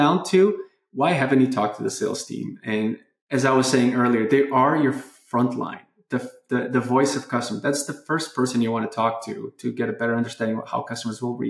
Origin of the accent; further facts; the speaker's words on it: Portugal; moved away; my home country, Portugal